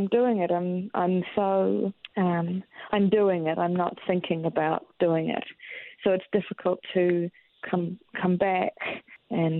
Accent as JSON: {"language": "English", "town": "Christchurch", "region": "Canterbury", "country": "New Zealand", "moved": "yes", "said": "I'm from Christchurch"}